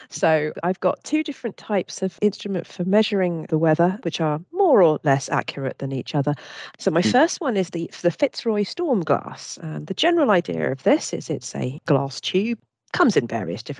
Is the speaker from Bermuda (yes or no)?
yes; Bermuda; I, I came from Bermuda historically, and they used to have shark oil barometers there.